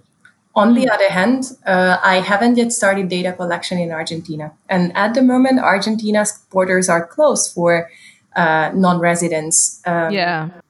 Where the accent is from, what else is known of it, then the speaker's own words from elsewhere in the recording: Hungary; moved away as an adult; I'm from Hungary and I was in Hungary at the time.